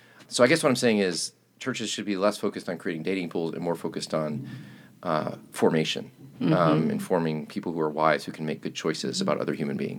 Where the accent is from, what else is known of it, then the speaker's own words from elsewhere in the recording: Chattanooga, Tennessee, United States; We're both actually from Tennessee. She's from Nashville. I'm from Chattanooga.